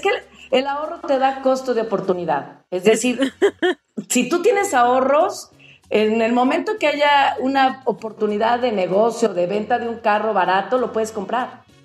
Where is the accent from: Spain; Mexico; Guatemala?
Mexico; como mexicanos